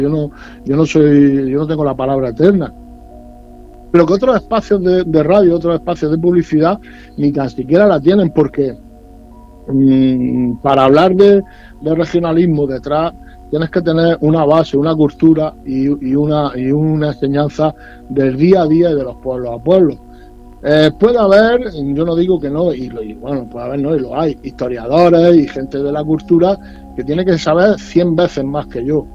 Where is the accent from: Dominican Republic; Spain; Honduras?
Spain; si con eso soy menos español